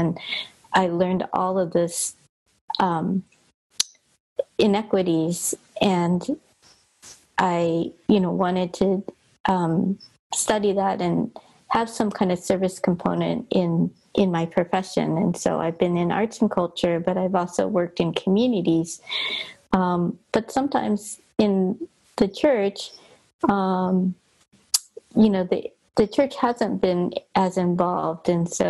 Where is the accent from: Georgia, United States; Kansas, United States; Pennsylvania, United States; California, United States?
California, United States; Los Angeles; Hi, everybody. … I grew up in Los Angeles in a Chinese American church.